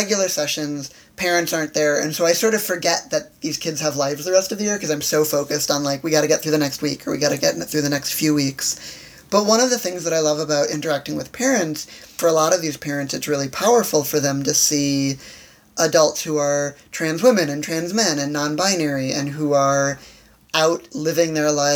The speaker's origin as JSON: {"language": "English", "town": "Chicago", "region": "Illinois", "country": "United States", "moved": "yes", "lives_now": "Washington, D.C., United States", "said": "I'm from Chicago"}